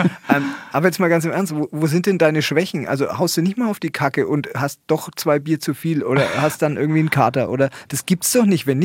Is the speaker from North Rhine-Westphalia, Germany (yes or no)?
no; Bavaria, Germany; Also ich als Franke löse auf und sage, die Franken sind richtig.